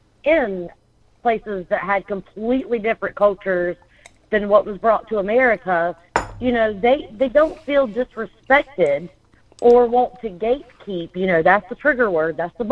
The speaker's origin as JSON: {"language": "English", "country": "United States", "said": "South Carolina, Florida, it's so different with the baseline that, yes, we are American."}